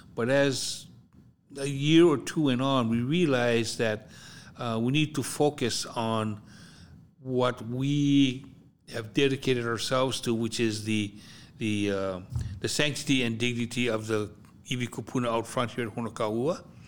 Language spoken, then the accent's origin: English; Hawaii, United States; moved away; also born or lived in US mainland